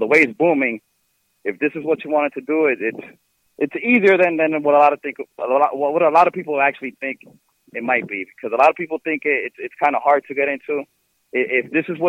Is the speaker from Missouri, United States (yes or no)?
no; New York City, New York, United States; my hometown of New York City, in Washington Heights.